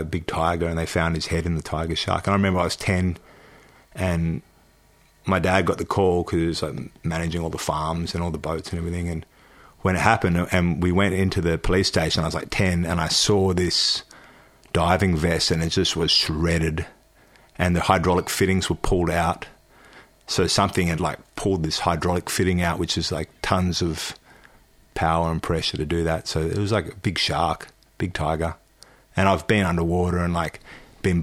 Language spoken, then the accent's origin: English; Australia; also born or lived in Darwin, Northern Territory / Broome, Western Australia / Perth, Western Australia; I grew up in Darwin and Broome, and a bit in Perth too